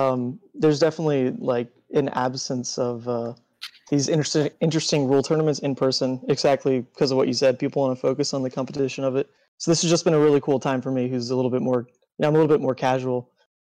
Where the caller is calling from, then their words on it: Kalamazoo, Michigan, United States; I'm calling from Kalamazoo, Michigan.